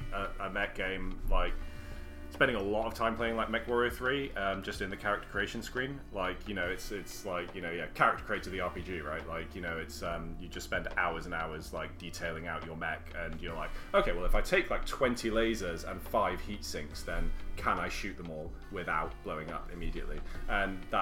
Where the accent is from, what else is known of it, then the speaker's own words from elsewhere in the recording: North Wales, United Kingdom; I grew up in North Wales in the country